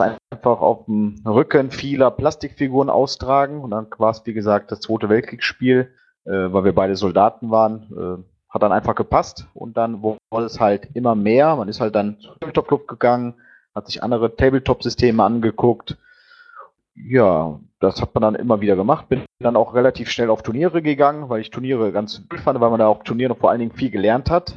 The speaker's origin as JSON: {"language": "German", "town": "Mönchengladbach", "region": "North Rhine-Westphalia", "country": "Germany", "said": "ich komme aus Mönchengladbach, aus dem Niederrhein"}